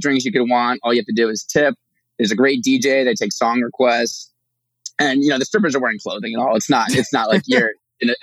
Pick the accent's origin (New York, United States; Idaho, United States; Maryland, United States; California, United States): New York, United States; Chappaqua; moved away as an adult; now in Austin, United States; Growing up in the Northeast, Chappaqua area